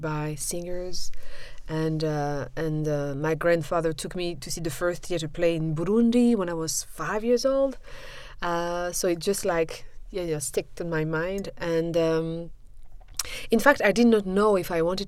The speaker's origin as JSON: {"language": "English", "town": "Brussels", "region": "Brussels-Capital Region", "country": "Belgium", "tie": "born or raised there", "also_born_or_lived": "Liège / Mons", "moved": "as an adult", "said": "I'm born in Brussels and then I studied in Liège"}